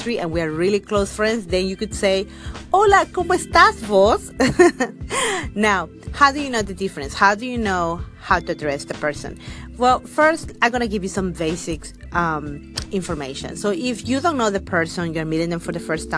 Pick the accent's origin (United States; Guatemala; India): Guatemala; in my country, I'm from Guatemala